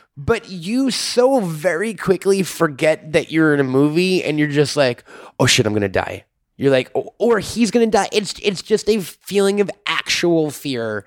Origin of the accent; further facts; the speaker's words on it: New York, United States; I'm a New Yorker